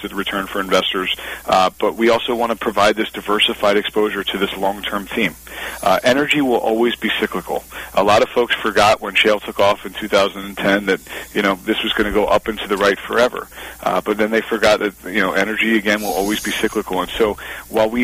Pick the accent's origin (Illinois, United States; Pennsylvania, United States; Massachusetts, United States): Pennsylvania, United States; My home state of Pennsylvania, where I was born and raised